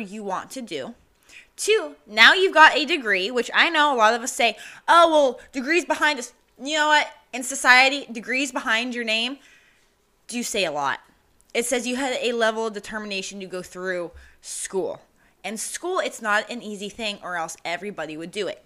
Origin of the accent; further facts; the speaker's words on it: New Mexico, United States; moved away; I'm from New Mexico, so it used to be a huge celebration